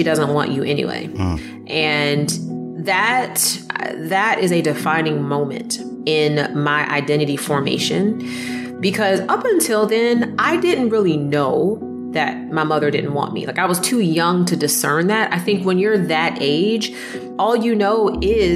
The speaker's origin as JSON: {"language": "English", "town": "Jacksonville", "region": "Florida", "country": "United States", "tie": "born or raised there", "also_born_or_lived": "East Orange, New Jersey", "moved": "yes", "lives_now": "Gainesville, United States", "said": "I grew up in Jacksonville, Florida, and I was actually born in East Orange, New Jersey."}